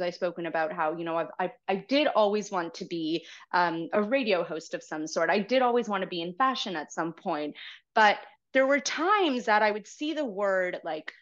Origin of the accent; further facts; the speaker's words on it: Toronto, Ontario, Canada; I was raised by a single mom and born and raised in Toronto. I've been here my whole life